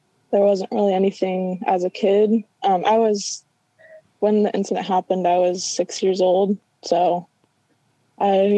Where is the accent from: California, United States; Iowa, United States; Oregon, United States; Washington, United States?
Washington, United States; Vancouver; we grew up in Vancouver, Washington, and just like a small like suburb kind of area